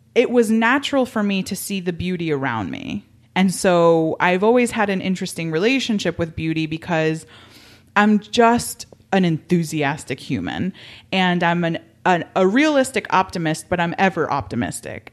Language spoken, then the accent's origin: English; Miami, Florida, United States; I grew up in Miami